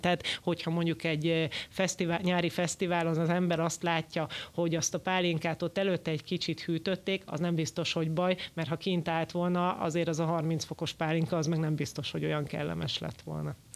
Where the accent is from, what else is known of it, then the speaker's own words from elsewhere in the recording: Hungary; magyarok vagyunk